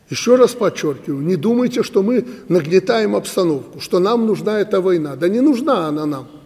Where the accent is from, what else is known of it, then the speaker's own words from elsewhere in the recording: Belarus; Если мы не будем знать белорусского языка, мы не белорусы.